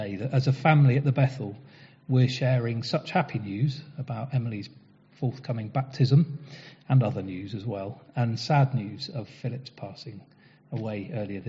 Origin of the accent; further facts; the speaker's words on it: United Kingdom; we're far too good at controlling them as British people